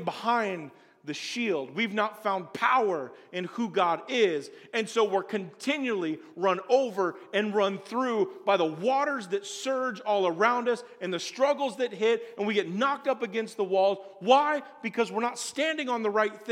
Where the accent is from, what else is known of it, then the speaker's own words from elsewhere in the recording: Springfield, Illinois, United States; moved away as an adult; also born or lived in Colorado; I'm from Springfield, Illinois. We don't do white water rafting in the town I grew up in.